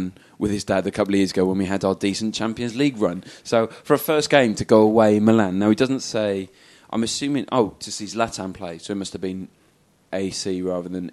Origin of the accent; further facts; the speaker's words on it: Cardiff, Wales, United Kingdom; I grew up in Cardiff